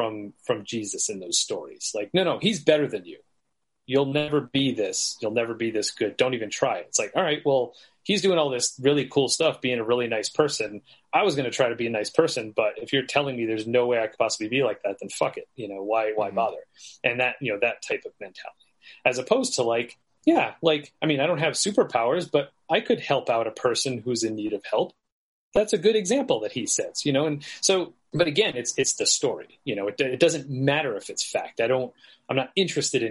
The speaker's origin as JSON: {"language": "English", "country": "United States", "said": "as an American"}